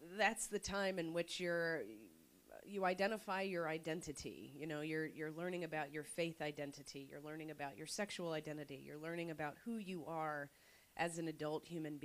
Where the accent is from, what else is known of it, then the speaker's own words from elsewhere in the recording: North Carolina, United States; I'm from North Carolina